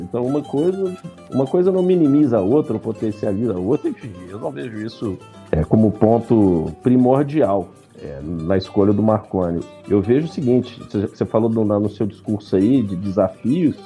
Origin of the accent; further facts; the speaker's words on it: Minas Gerais, Brazil; Nós como bons mineiros somos desconfiados